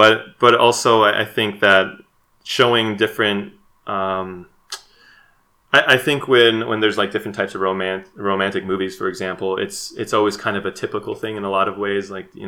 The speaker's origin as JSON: {"language": "English", "region": "Midwest", "country": "United States", "said": "And again, there might be some bias there too, because it takes place in the Midwest. I'm from the Midwest, and just kind of seeing that."}